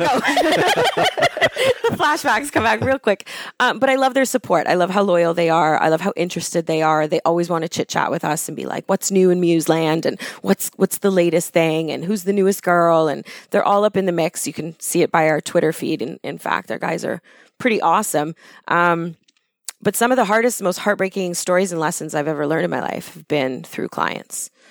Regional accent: Thornhill, Ontario, Canada; I grew up in Thornhill when it was farmland

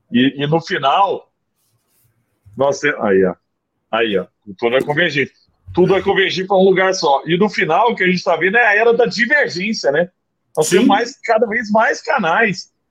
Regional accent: Araguari, Minas Gerais, Brazil; eu sou de Araguari, né, do Triângulo Mineiro.

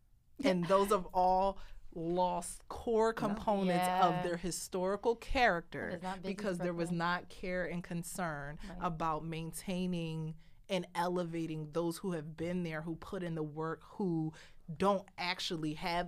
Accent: Philadelphia, Pennsylvania, United States; all of our neighbors that we grew up with, so 71st and Ogon, West Oak Lane, Mount Airy girls

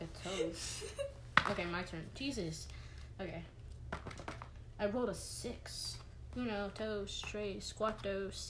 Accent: Kansas, United States; I was born in Kansas.

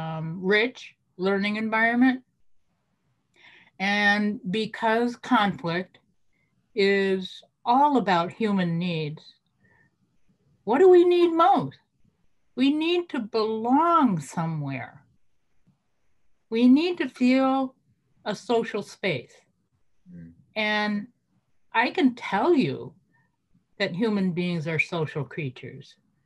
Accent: Champaign, Illinois, United States; moved away as an adult; now in Wisconsin, United States; I was born and raised in Central Illinois, Champaign, Urbana

